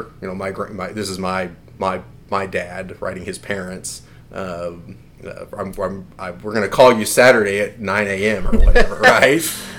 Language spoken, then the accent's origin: English; Houston, Texas, United States; also born or lived in Egypt; I grew up mostly in Houston. We moved around a little bit overseas, Egypt.